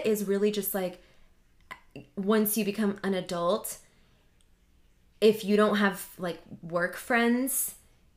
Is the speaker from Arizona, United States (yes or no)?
yes; Arizona, United States; also born or lived in Iowa; I grew up in Iowa and then I moved to Arizona